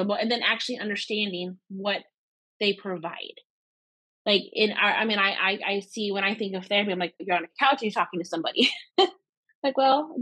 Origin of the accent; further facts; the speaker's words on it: Texas, United States; born and raised in Texas